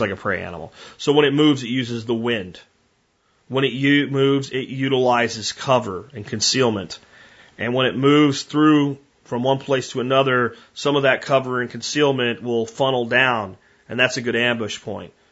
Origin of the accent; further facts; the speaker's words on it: Pennsylvania, United States; moved away; Growing up in Pennsylvania